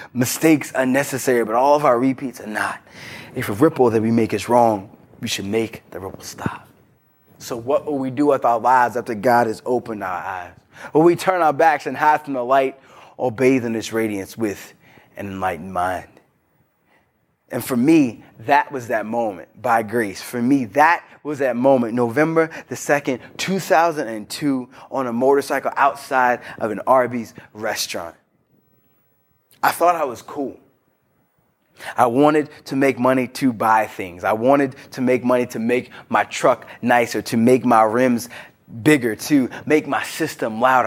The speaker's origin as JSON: {"language": "English", "region": "Virginia", "country": "United States", "said": "I'm from Broad Knacks, Virginia"}